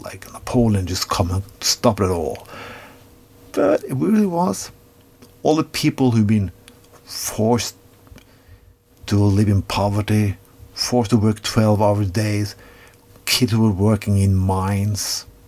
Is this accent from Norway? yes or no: yes; Norway; I come from Norway